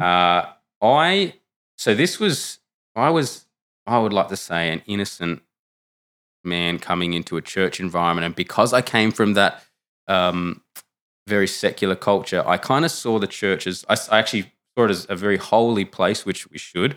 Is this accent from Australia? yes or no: yes; Canberra, Australian Capital Territory, Australia; moved away; I'm from Canberra originally, which is a very, uh, secular, um, part of Australia.